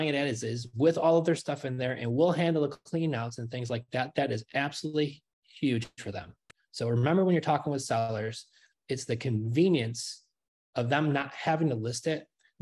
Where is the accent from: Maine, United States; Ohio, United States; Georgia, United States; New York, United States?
New York, United States; moved away as an adult; now in Florida, United States; We're from New York. We just moved here not even 2 weeks ago